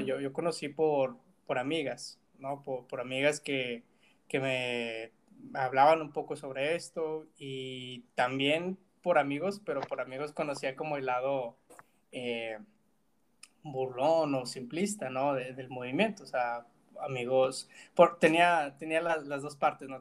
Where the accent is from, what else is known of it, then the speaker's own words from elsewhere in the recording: Monterrey, Nuevo León, Mexico; crecí en Monterrey